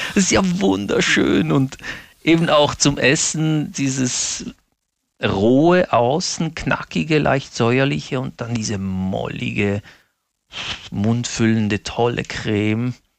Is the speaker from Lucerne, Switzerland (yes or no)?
no; Basel, Basel-Stadt, Switzerland; Ich bin ja in Basel geboren und aufgewachsen, aber meine Eltern sind aus den Abruzzen, Mittelitalien